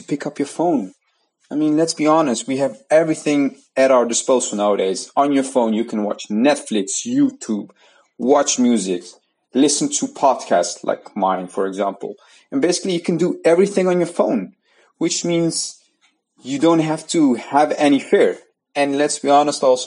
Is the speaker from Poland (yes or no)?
no; Netherlands; the Netherlands, where I'm from